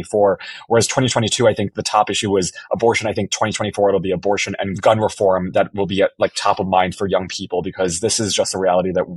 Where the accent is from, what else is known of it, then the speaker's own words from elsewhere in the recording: Illinois, United States; I was born in Illinois